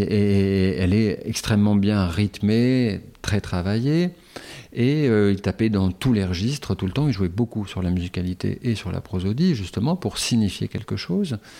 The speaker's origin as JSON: {"language": "French", "town": "Calais", "region": "Hauts-de-France", "country": "France", "tie": "born or raised there", "moved": "yes", "said": "j'ai passé la moitié de mon enfance à Calais."}